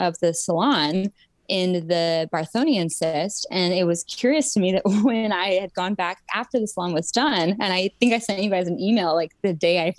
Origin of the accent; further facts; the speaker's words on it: Utah, United States; I grew up in Utah